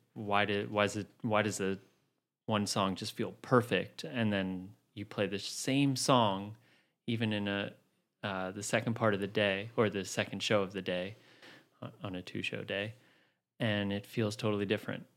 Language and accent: English; New City, New York, United States; moved away as an adult; also born or lived in Queens, New York; now in Brooklyn, United States; I grew up in Rockland County, suburbs in New City.